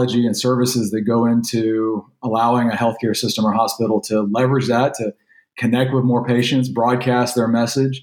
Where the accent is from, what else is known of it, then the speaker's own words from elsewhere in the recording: Louisiana, United States; now in Texas, United States; I was born over the border in Louisiana, so it's hard for me to accept sometimes that my daughters are both Texans